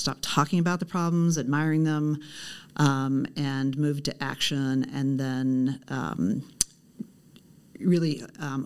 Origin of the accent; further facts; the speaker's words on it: Portland, Oregon, United States; I grew up in Southeast Portland. I actually still live in the house I grew up